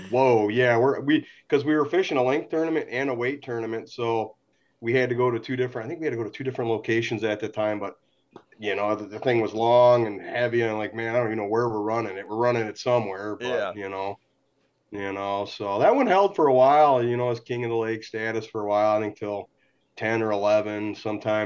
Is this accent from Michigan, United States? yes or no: yes; St. Clair Shores, Michigan, United States; born and raised in St. Clair Shores here